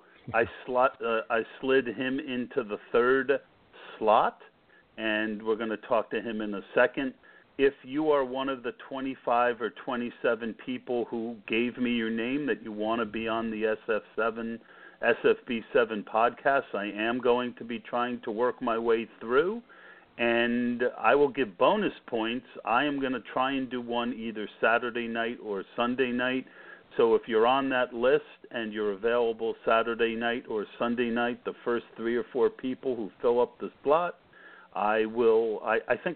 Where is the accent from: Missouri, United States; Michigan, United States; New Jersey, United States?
New Jersey, United States; Scotch Plains; moved away as an adult; also born or lived in Lehigh Valley, Pennsylvania; now in Pennsylvania, United States; I grew up in Scotch Plains